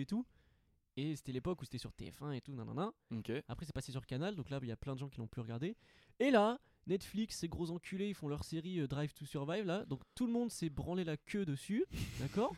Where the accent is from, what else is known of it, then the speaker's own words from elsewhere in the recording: Montpellier, Occitania, France; je suis de Montpellier